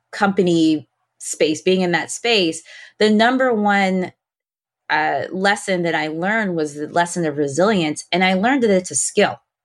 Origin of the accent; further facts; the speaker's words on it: Detroit, Michigan, United States; I was born in Detroit, grew up in Detroit